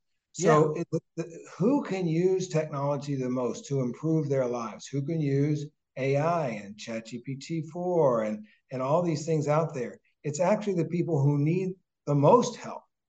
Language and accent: English; Jefferson County, Kentucky, United States; also born or lived in Alabama; now in Boston, United States; I have nothing but love for my hometown and for the education that we had